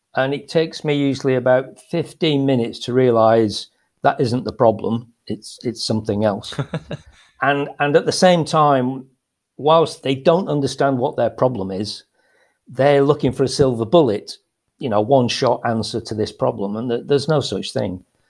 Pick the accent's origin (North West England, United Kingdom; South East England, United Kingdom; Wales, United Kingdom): North West England, United Kingdom; Lancashire, Greater Manchester; moved away as an adult; now in Spain; I was brought up in, uh, in Lancashire, so Greater Manchester